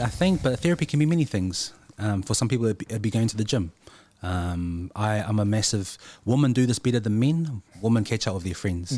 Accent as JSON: {"language": "English", "town": "Christchurch", "region": "Canterbury", "country": "New Zealand", "tie": "born or raised there", "said": "growing up in Christchurch, there weren't many people that looked like us"}